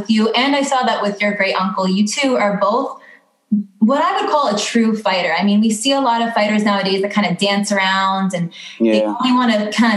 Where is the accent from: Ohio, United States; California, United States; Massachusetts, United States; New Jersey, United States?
New Jersey, United States; I'm from North Jersey